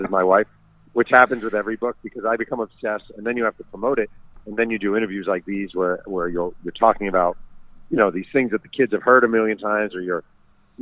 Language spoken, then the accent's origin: English; New York City, New York, United States; I'm a New Yorker